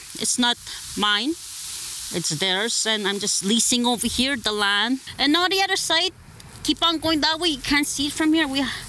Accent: Northern Ontario, Canada; first language Omushkego Cree; English is a second language; now in Cochrane, Canada; I came from Northern Ontario. Holly Lake, it's way past Pewanic area. It's called Sudden Lake. The Chickamaulins and Hunters, and other families from the past that lived there four generations. I'm fourth generation.

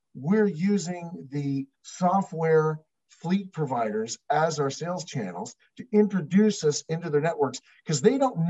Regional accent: Canada; we're Canadian

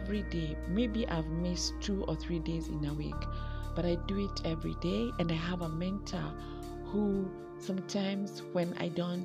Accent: Kenya; Kenya, my home country

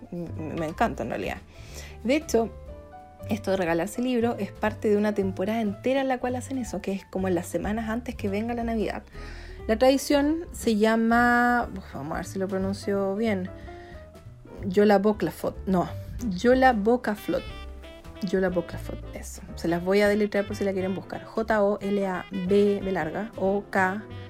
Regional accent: Chillán, Ñuble, Chile; also born or lived in Arica / Santiago; now in Providencia, Santiago, Chile; nosotros nos criamos en Chillán

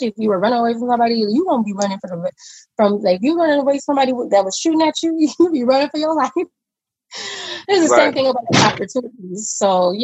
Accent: Compton, California, United States; I'm born and raised in Compton, California.

